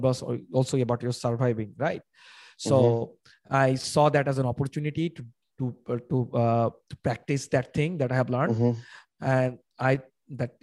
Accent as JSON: {"language": "English", "country": "Bangladesh", "said": "I am from Bangladesh."}